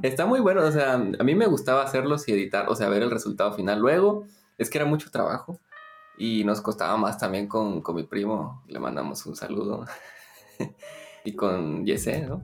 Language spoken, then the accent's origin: Spanish; Guatemala; Soy de Guatemala, estudié arquitectura